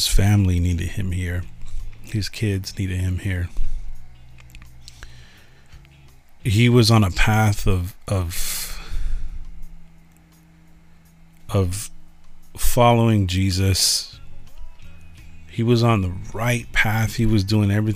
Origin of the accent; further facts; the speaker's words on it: Los Angeles, California, United States; also born or lived in San Francisco; when we moved from San Francisco to Los Angeles, I was 8 years old